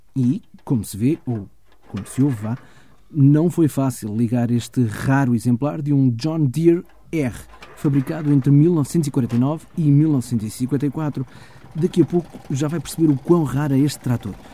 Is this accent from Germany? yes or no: yes; Germany; Eu nasci na Alemanha, ou melhor, nasci na República Federal da Alemanha em 1976